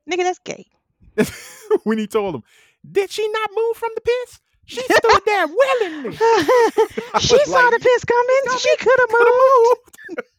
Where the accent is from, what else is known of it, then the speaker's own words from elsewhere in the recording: Compton, California, United States; I'm from Compton. I'm from Compton, California. And this is what happens in Compton.